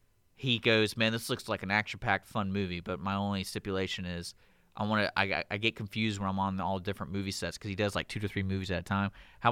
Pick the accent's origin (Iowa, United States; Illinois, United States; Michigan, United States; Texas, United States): Texas, United States; Spring; I grew up in Spring